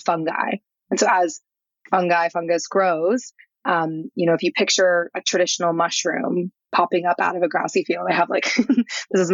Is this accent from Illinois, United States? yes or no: no; St. Louis, Missouri, United States; I'm from Missouri. I did not grow up with, any understanding of psychedelics. I'm literally from the middle of nowhere in St. Louis